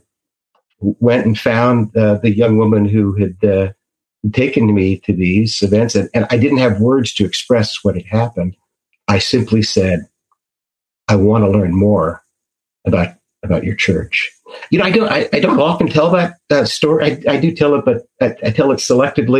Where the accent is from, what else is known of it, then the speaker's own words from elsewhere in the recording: Washington, District of Columbia, United States; I grew up in the Washington, D.C. area